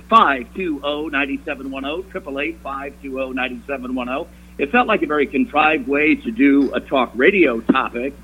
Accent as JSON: {"language": "English", "region": "New York", "country": "United States", "tie": "born or raised there", "moved": "yes", "said": "when I was growing up in New York, such a large, big, booming metropolis"}